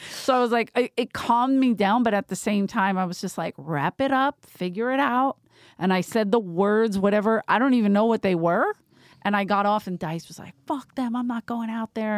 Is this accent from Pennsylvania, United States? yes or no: yes; Philadelphia, Pennsylvania, United States; I'm from Philly